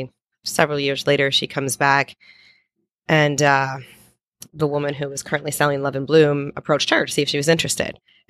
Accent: Ohio, United States; now in Key West, United States; So my hometown in Ohio used to be a big still is kind of a sister island to Key West.

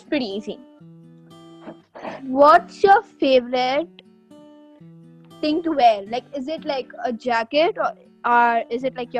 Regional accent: Kalba, Sharjah, United Arab Emirates; born or raised there

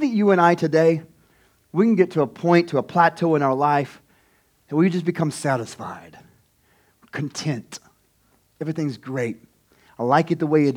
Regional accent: Tecumseh, United States; This is my home. I grew up in Tecumseh

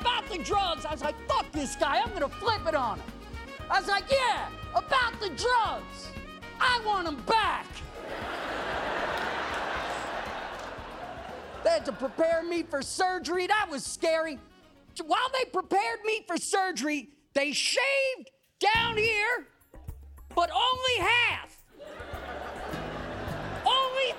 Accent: New York City, New York, United States; I grew up in Brooklyn

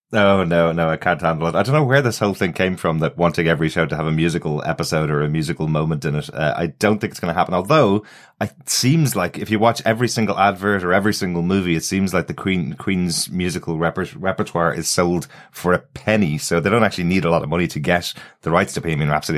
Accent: Ireland; I'm Irish

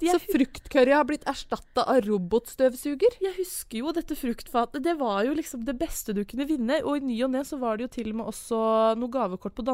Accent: Brøttum, Innlandet, Norway

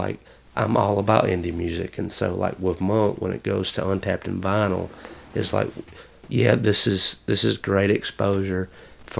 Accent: Kennedy, United States; moved away as an adult; my hometown in Kennedy

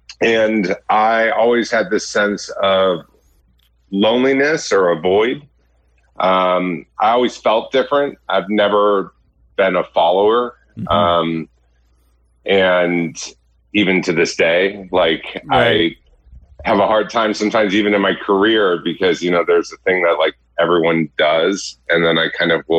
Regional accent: Laguna Hills, California, United States; I grew up in Laguna Hills, California. I was the youngest of three.

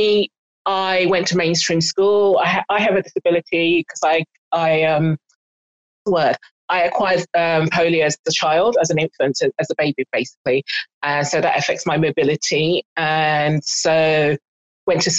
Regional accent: Igbo, Igboland, Nigeria; also born or lived in North London; now in London, United Kingdom; I'm Nigerian and Igbo

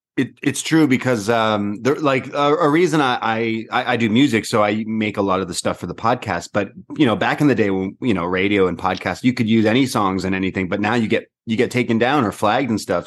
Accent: Toronto, Ontario, Canada; I'm from Toronto

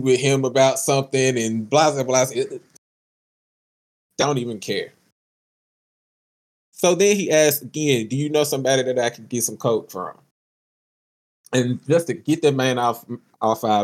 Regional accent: the South, United States; moved away; I'm from the South. I ain't even from here

